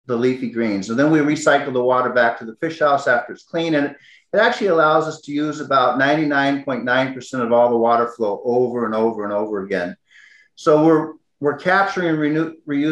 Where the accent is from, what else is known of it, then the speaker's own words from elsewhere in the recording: Midwest, United States; I grew up in the Midwest.